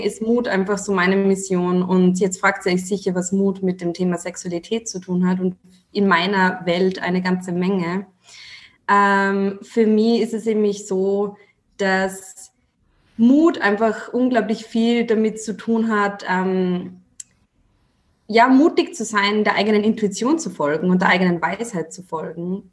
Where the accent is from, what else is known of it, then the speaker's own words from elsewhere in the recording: Austria; accent: Austrian; Ich komme aus Österreich, was man vielleicht an meinem Dialekt also so ein bisschen erkennt